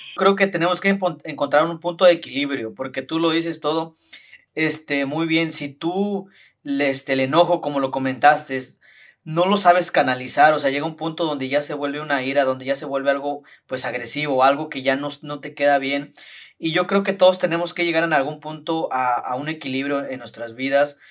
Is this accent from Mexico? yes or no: yes; Tasquillo, Hidalgo, Mexico; somos originarios de Tasquillo y los dos somos de Remedios